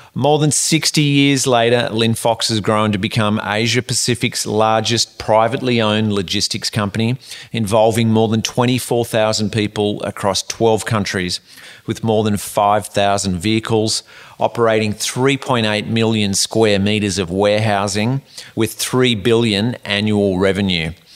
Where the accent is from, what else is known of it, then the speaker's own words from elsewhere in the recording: Sydney, New South Wales, Australia; moved away; I grew up in Sydney